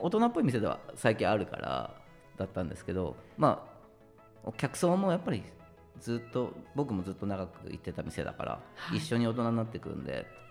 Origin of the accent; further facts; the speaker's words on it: Hachioji, Tokyo, Japan; 東京の八王子です